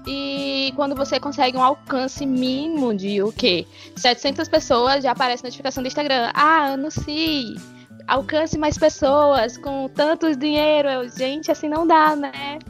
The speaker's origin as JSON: {"language": "Portuguese", "region": "Alagoas", "country": "Brazil", "tie": "born or raised there", "also_born_or_lived": "Petrolina", "said": "voltar é, pro local onde eu nasci"}